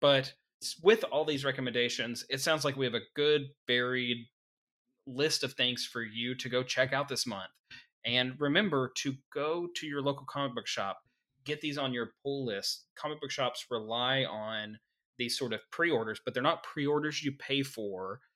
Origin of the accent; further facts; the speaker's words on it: Arkansas, United States; we're from Arkansas